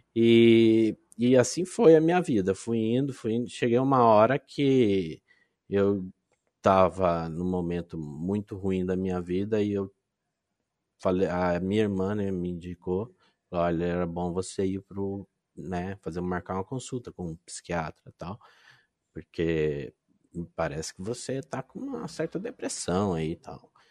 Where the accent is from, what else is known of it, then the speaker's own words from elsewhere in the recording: Londrina, Paraná, Brazil; Eu sou de Londrina, Paraná, uma cidadezinha do norte do Paraná